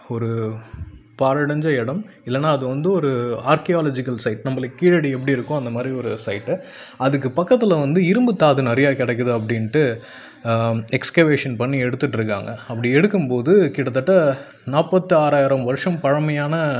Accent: Cuddalore, Tamil Nadu, India; கடலூரில் நான் பிறந்தேன்

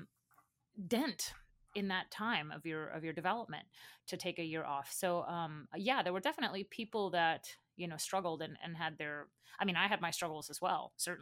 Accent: Baton Rouge, Louisiana, United States; moved away; I came from Baton Rouge, Louisiana, which is a relatively small city

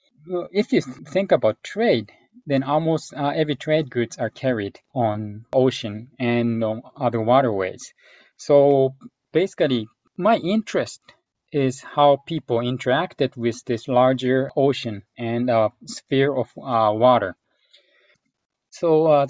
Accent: Japan; moved away as an adult; also born or lived in United States; Actually, I was born in Japan, and my mother is from actually US. But anyway, I grew up in Japan, and I went to college in United States.

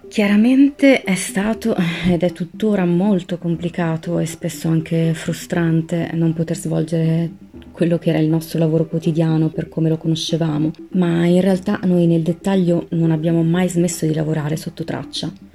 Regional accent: Milan, Lombardy, Italy; Io vengo da Milano, anche se la mia famiglia ha origini siciliane

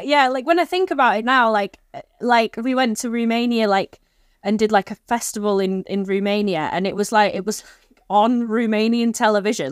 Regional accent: Stockport, North West England, United Kingdom; I grew up in Stockport

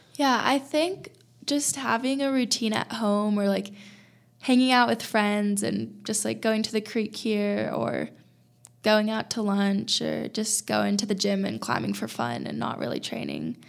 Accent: California, United States; now in Boulder, United States; I'm from California

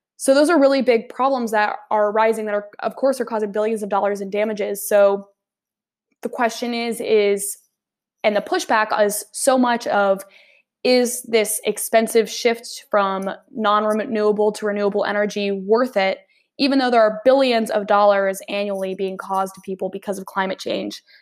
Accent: Nashville, Tennessee, United States; moved away as an adult; now in St. Louis, United States; I'm from Nashville, Tennessee

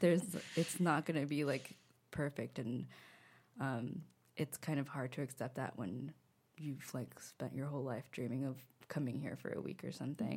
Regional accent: United States; accent: thick American; moved away as an adult; now in Paris, France; I was really self-conscious about my thick American accent

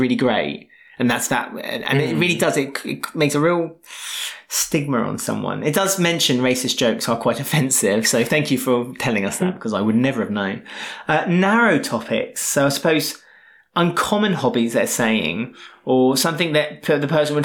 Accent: Southampton, South East England, United Kingdom; moved away; where are you from? And we always say Southampton.

